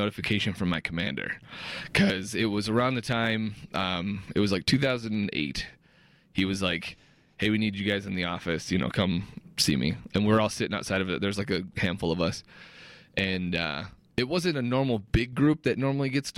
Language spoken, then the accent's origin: English; Detroit, Michigan, United States; moved away as an adult; in Detroit growing up